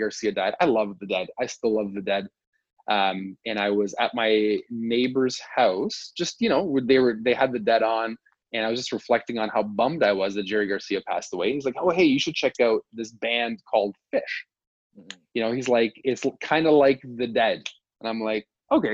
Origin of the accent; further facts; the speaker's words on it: Canada; we're Canadian